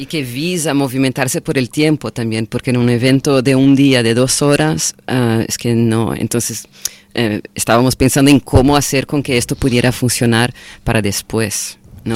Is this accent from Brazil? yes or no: yes; Brazil; Spanish is a second language; also born or lived in Florianópolis; now in Barcelona, Spain; nosotros como, como brasileños, brasileñas